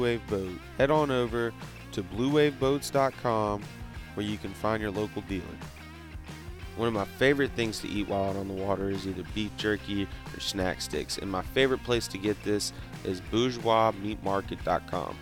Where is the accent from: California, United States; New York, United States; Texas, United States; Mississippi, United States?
Mississippi, United States; I'm from Mississippi